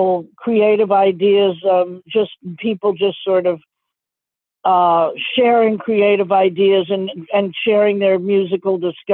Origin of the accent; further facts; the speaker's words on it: New York City, New York, United States; growing up in New York City